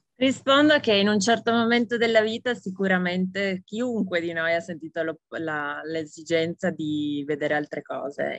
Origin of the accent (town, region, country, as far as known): Italy; moved away as an adult